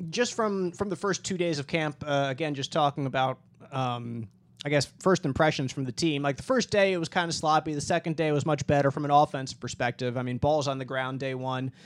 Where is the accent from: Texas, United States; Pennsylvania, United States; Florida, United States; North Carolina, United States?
Pennsylvania, United States; Philadelphia; my hometown